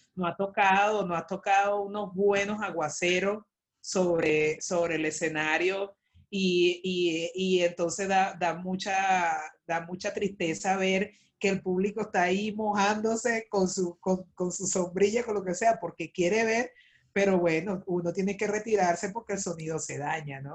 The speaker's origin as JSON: {"language": "Spanish", "town": "El Clavo", "region": "Miranda", "country": "Venezuela", "tie": "born or raised there", "also_born_or_lived": "Caracas", "moved": "as an adult", "said": "lo que hice fue nacer nada más porque por supuesto mi crianza en mi clavo, Barlovento está Miranda"}